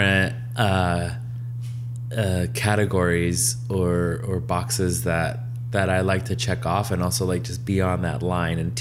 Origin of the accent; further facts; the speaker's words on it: Las Vegas, Nevada, United States; growing up in Vegas